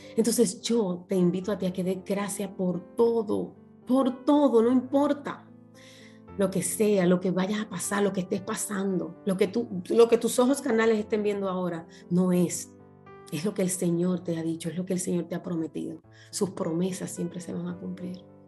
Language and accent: Spanish; Dominican Republic; moved away as an adult; also born or lived in Punta Cana; yo trabajaba para el grupo Capcana, las que viven en mi país conocen